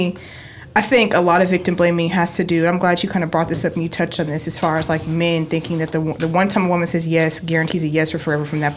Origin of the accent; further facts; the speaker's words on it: West Texas, United States; I grew up in West Texas, which is like, it literally is the movie Friday Night Lights